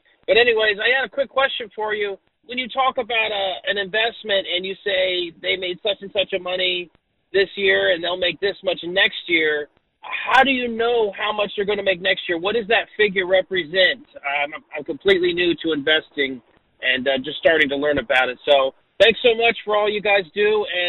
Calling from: San Gabriel, California, United States; I'm from San Gabriel, California.

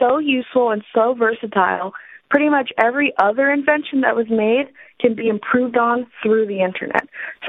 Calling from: San Jose, California, United States; I'm calling from San Jose, California.

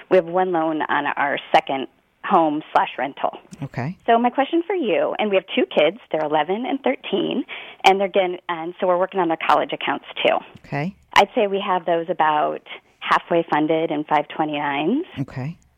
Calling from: Oregon, United States; Hi, I'm calling from Oregon.

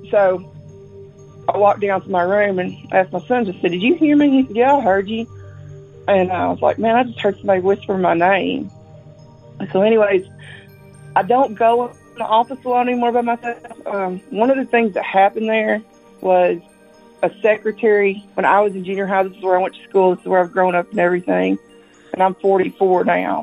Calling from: Risco, Missouri, United States; I'm calling from Missouri. A lot of things have happened at the school in the town that I live in. I live in a teeny tiny town called Risco.

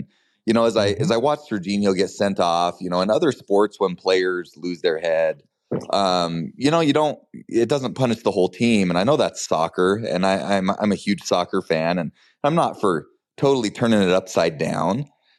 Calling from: Ogden, Utah, United States; I'm calling from Ogden, Utah.

